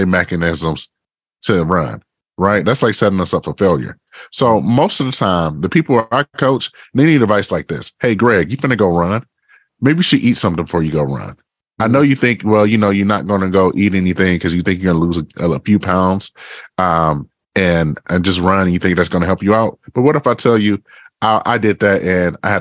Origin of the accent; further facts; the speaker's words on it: Detroit, Michigan, United States; So I grew up in Detroit, Michigan. I grew up on the east side of Detroit, you know, in the Ravendale neighborhood